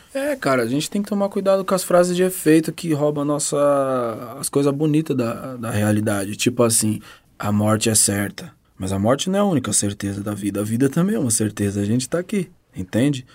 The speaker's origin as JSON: {"language": "Portuguese", "region": "São Paulo", "country": "Brazil", "said": "eu sou de São Paulo"}